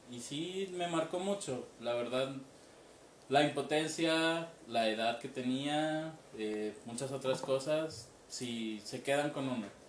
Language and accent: Spanish; Mexico City, Mexico; moved away; todavía vivía en el DF, yo soy del DF